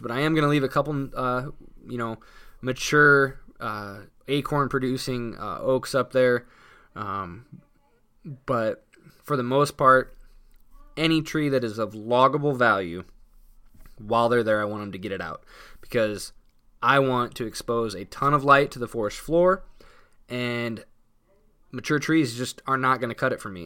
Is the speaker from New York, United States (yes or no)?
no; Indiana, United States; I'm from Indiana